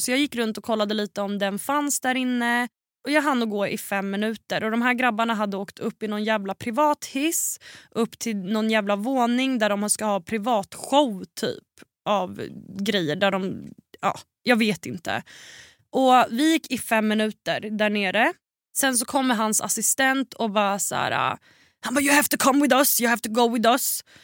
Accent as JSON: {"language": "Swedish", "country": "Sweden", "said": "hemma i Sverige"}